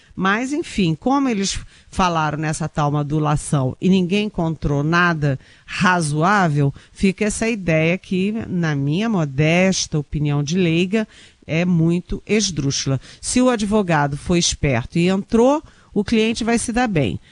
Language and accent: Portuguese; Rio de Janeiro, Brazil; moved away; eu sou carioca